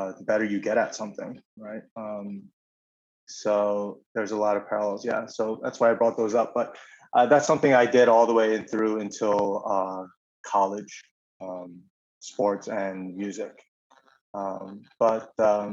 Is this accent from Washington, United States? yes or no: no; Syosset, New York, United States; I grew up in Long Island in a small town called Syosset.